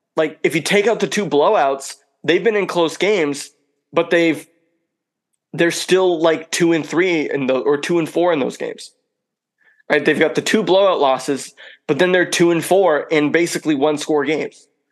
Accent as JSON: {"language": "English", "town": "Lisbon", "region": "Maine", "country": "United States", "tie": "born or raised there", "said": "my hometown here in Lisbon, Maine"}